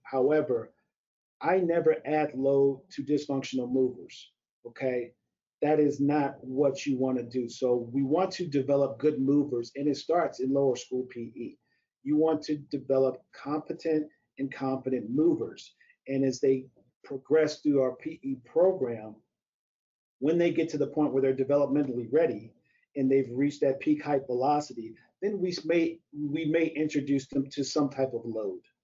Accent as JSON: {"language": "English", "town": "St. Louis", "region": "Missouri", "country": "United States", "tie": "born or raised there", "also_born_or_lived": "Evanston, Illinois", "moved": "as an adult", "said": "I grew up in St. Louis, Missouri"}